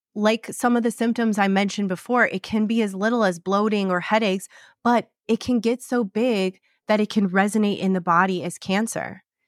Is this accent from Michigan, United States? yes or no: yes; Michigan, United States; now in Scottsdale, United States; in Michigan, I'm coming home to my hometown